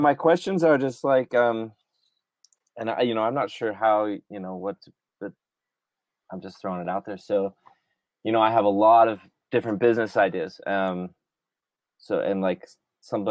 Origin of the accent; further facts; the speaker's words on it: Utah, United States; also born or lived in Maui; I'm back in Utah. I'm in my hometown where I grew up.